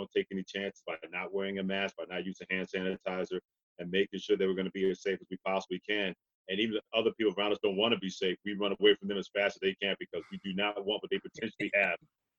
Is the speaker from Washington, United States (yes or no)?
no; New York, United States; back when I was growing up in New York